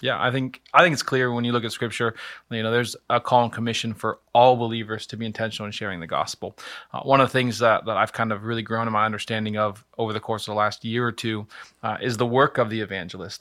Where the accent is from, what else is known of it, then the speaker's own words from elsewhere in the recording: Lynchburg, Virginia, United States; moved away as an adult; now in Akron, United States; I am from the state for Lovers, which is Virginia, the city of Lynchburg.